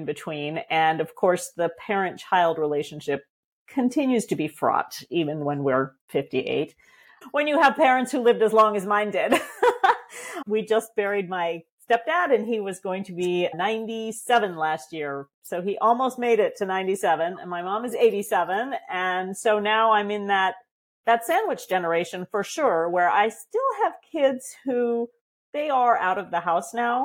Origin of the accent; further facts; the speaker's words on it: Vermont, United States; moved away as an adult; also born or lived in Michigan; I've moved back east to where I'm from, to Vermont. I grew up in Vermont